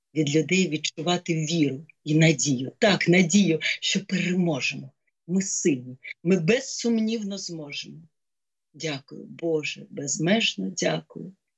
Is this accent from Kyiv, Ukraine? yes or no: yes; Kyiv, Ukraine; моє місто, мій рідний Київ